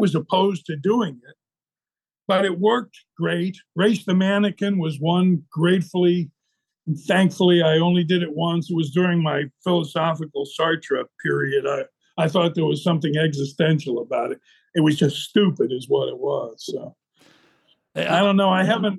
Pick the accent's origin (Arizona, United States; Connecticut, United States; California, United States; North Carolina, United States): Arizona, United States; Tucson; born there; also born or lived in New Mexico; I was born in Tucson. We lived in the mountains of New Mexico.